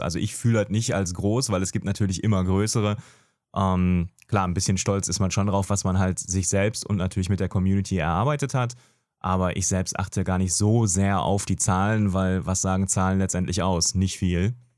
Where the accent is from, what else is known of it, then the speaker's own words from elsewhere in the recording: Gelsenkirchen, North Rhine-Westphalia, Germany; moved away as an adult; also born or lived in Franconia; geboren tatsächlich im Ruhrport, Gelsenkirchen, da immer noch wohnhaft.